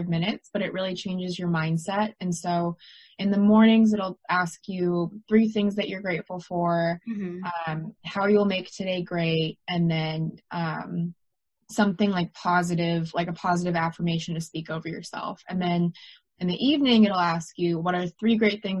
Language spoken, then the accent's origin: English; United States; also born or lived in London; it's even harder as an American because I need someone to give me a work visa